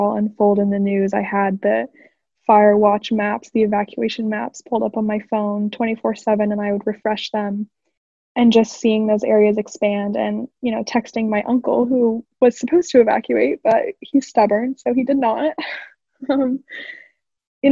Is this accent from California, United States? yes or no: no; Portland, Oregon, United States; moved away as an adult; now in Washington, DC, United States; I'm currently living in DC, but I'm from Portland, Oregon